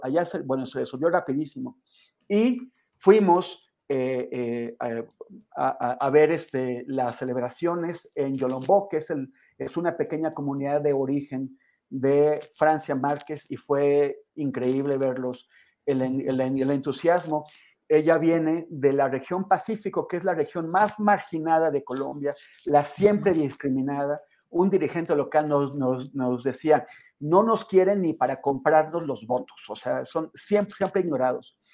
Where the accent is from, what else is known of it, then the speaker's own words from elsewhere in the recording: Mexico; siendo un mexicano